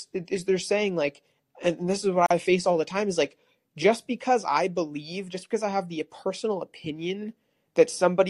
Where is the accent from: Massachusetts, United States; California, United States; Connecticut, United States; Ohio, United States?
California, United States; moved away; I moved out of California, but I was born and raised in California